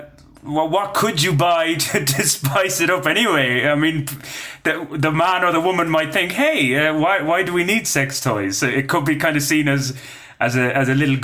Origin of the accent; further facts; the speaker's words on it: Ireland; I'm an Irish Catholic, raised an Irish Catholic anyway